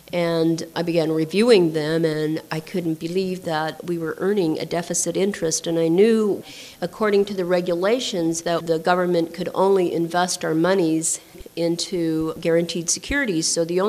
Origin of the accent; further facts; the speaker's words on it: Blackfeet Indian Reservation, Montana, United States; I grew up on the Blackfeet Indian Reservation